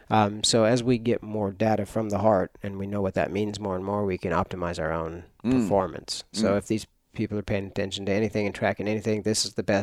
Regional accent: Myrtle Creek, Oregon, United States; I grew up in Myrtle Creek. I've had elk.

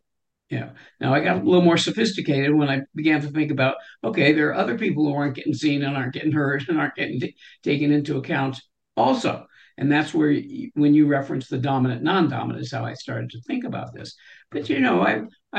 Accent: California, United States; I was born in California

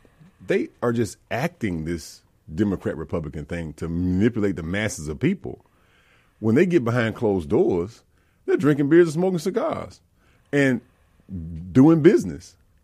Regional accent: Learned, Mississippi, United States; also born or lived in Jackson, Mississippi; here I am growing up in Learned, Mississippi, by way of Jackson, and then graduating finally, and moving on

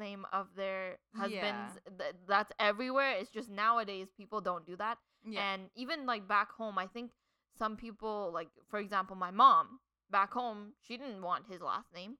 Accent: Canada; being Canadian

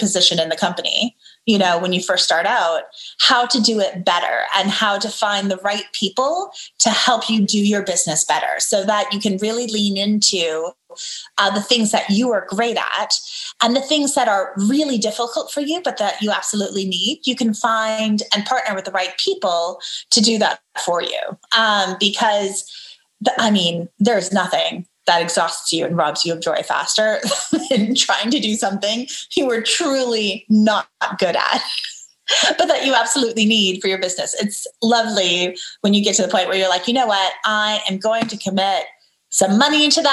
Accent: Dallas, Texas, United States; also born or lived in Murano, Italy / Seville, Spain / Washington, D.C. / North Carolina; now in Dallas, United States; I grew up in the South, in the States, right? I grew up in Texas

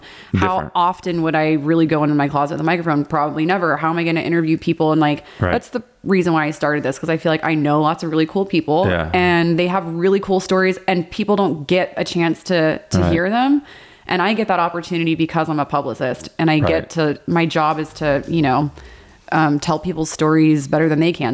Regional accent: Cypress, Texas, United States; I grew up in Cypress, Texas

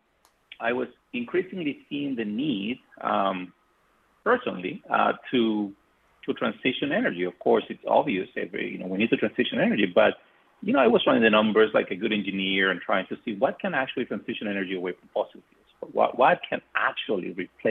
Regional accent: Colombia; moved away as an adult; I am from Colombia originally, and I came to MIT as an undergrad master's student

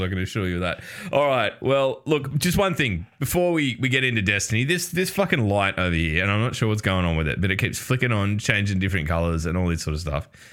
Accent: Australia; as an Australian

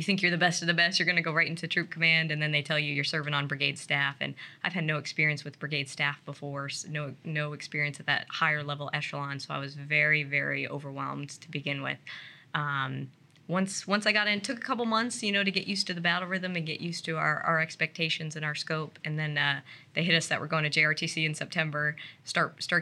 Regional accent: Plymouth, New Hampshire, United States; moved away; New Hampshire originally

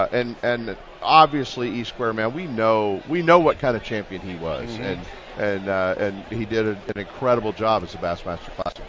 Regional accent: Richmond, Virginia, United States; Man, I grew up in Fairfield, Richmond. I grew up in a tough neighborhood.

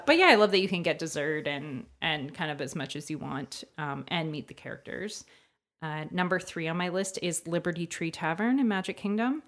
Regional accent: Hamilton, Ontario, Canada; from Hamilton

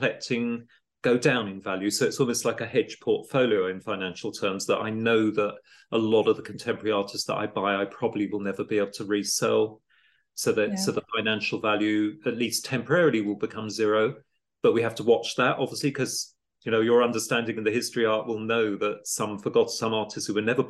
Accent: Italy; moved away as an adult; now in London, United Kingdom; I came to London from Italy as a student in the late 80s, early 90s, and I'm lucky to come from a wealthy background

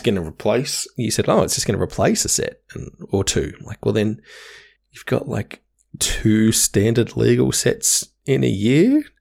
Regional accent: Hobart, Tasmania, Australia; moved away; where I grew up in Hobart

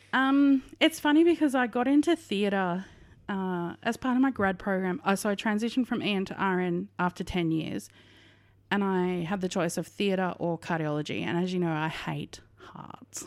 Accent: Western Australia, Australia; now in Victoria, Australia; I am from Western Australia, but, uh, yep, born and raised absolute sandgroper

